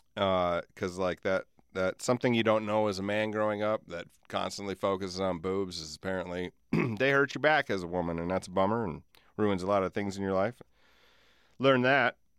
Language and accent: English; Alcester, South Dakota, United States; I grew up in Alcester